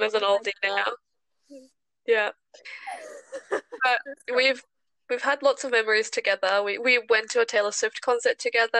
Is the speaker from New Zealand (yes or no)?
no; Cairns, Queensland, Australia; English is a second language; moved away as an adult; also born or lived in South Korea; now in Canberra, Australia; I was born in South Korea. I moved to Australia about 10 years ago now, up in Cairns, far north Queensland, and I did my high school up there and moved to Canberra 3 years ago.